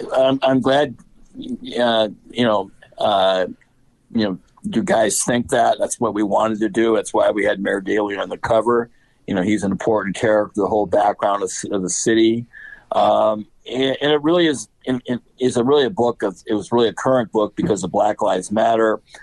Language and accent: English; Chicago, Illinois, United States; as a Chicagoan